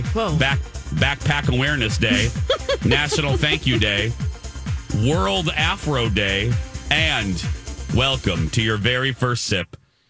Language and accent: English; Michigan City, Indiana, United States; The microcosm was my hometown. We were a Kmart town, Michigan City, Indiana. We were a blue collar filled with industrial jobs.